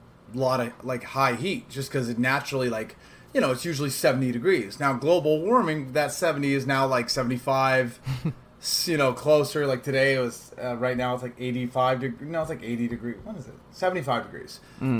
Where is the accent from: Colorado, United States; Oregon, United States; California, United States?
Oregon, United States; Portland; moved away; also born or lived in Los Angeles / Phoenix; I'm from Portland, Oregon. I like, am a normally, like, pale white.